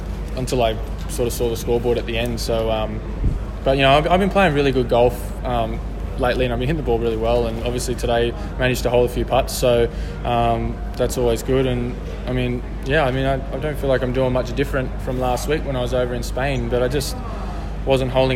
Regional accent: Sydney, New South Wales, Australia; I have heaps of family and friends here, and because it's my hometown

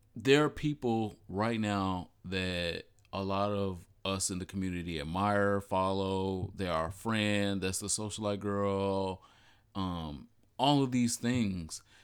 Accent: Detroit, Michigan, United States; I am from Michigan, Detroit.

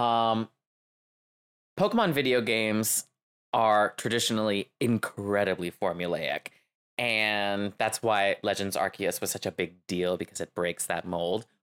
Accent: Louisiana, United States; I'm Cajun. I'm from Louisiana

